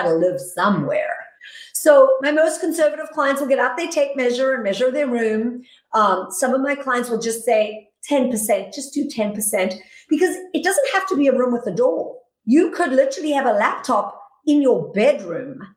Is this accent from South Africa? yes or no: yes; South Africa; moved away as an adult; now in United States; I'm originally from South Africa. I came to the United States with nothing but a bag of dirty clothes in 1997.